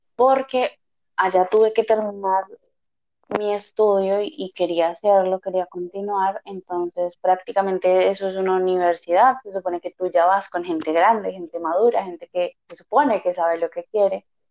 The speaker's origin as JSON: {"language": "Spanish", "region": "Guanajuato", "country": "Mexico", "said": "Soy de Guanajuato, México"}